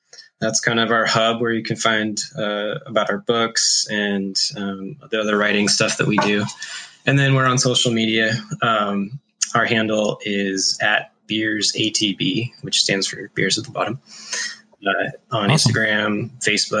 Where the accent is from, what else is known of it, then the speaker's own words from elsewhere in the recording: Skagit Valley, Washington, United States; now in Bellingham, United States; I grew up in the Skagit Valley, which is not far from here.